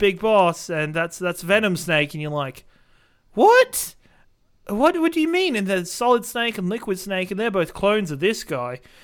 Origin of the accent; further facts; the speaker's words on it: Australia; being an Australian